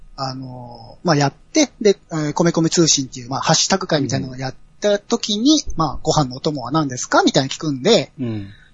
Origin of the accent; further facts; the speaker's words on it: Aichi, Japan; 僕愛知県の人間なんですけど